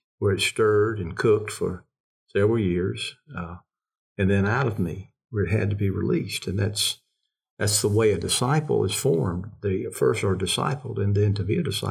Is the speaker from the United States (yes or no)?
yes; the South, United States; we're Southerners. Mm-hmm. I'm a Southerner